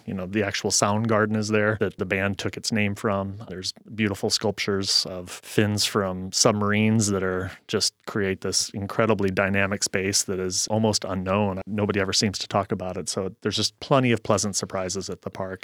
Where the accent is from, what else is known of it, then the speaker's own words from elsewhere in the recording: St. Louis, Missouri, United States; moved away as an adult; also born or lived in Kansas; now in Seattle, United States; I grew up in Saint Louis, Missouri, and I moved to Seattle after college